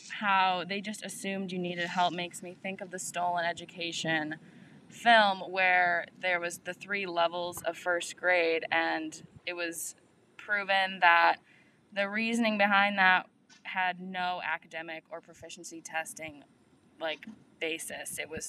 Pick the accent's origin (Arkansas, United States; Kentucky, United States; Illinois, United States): Illinois, United States; Palatine; So I'm from Palatine, Illinois, which is a northwest suburb.